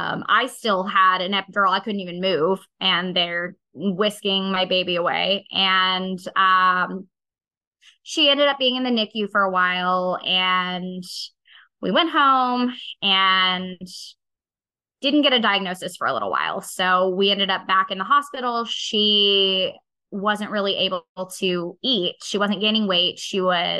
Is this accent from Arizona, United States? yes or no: yes; Arizona, United States; I grew up in Arizona, so this was literally the desert.